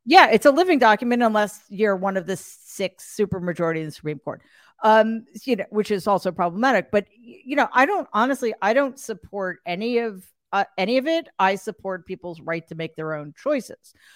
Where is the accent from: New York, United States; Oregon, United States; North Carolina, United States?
New York, United States; I'm an atheist from New York